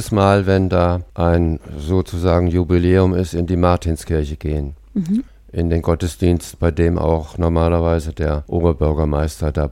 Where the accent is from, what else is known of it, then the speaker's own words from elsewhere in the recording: Kassel, Hesse, Germany; Und äh, ja, meine Heimat. Damit kann ich mich äh, identifizieren.